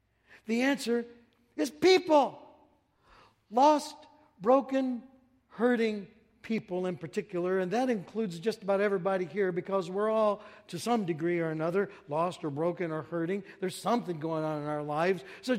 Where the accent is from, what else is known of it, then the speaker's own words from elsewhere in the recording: Hayward, Wisconsin, United States; You know, I came from Hayward, Wisconsin, way up in the frozen tundra amongst God's frozen chosen, way up there. And I came down here south